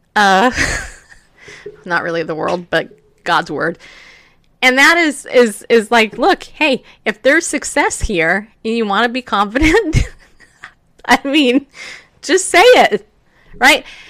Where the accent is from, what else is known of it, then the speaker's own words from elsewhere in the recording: California, United States; I grew up in California. I was seven years old when I moved there